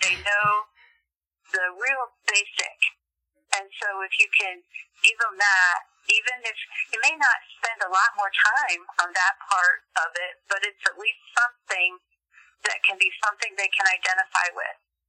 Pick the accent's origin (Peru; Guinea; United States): Guinea; I grew up in Guinea. It's just a really small country in South Africa, in West Africa.